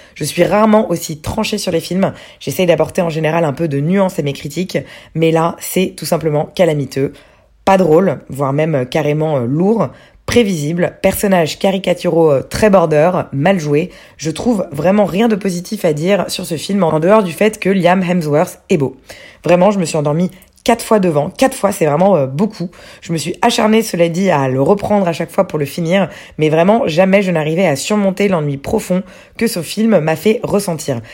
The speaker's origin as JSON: {"language": "French", "country": "France", "said": "Chez nous en France"}